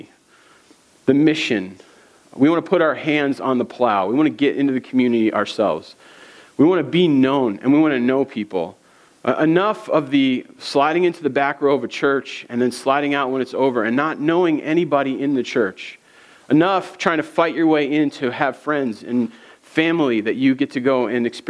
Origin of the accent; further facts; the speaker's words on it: East Coast, United States; moved away as an adult; now in Minnesota, United States; I'm from the East Coast